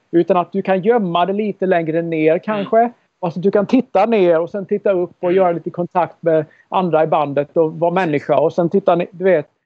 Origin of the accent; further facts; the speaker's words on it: Karlskrona, Blekinge, Sweden; moved away as an adult; also born or lived in Minneapolis / Nashville; när jag växte upp i Karlskrona.